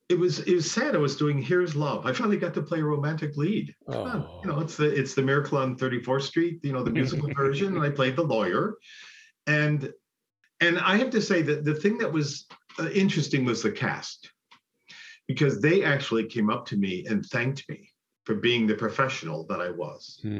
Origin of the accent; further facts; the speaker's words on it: Buffalo, New York, United States; I'm from Buffalo, East Side boy.